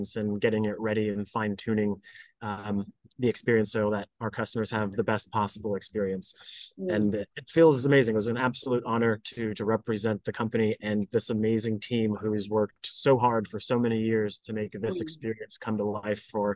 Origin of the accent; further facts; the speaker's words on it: United States; I grew up here in the United States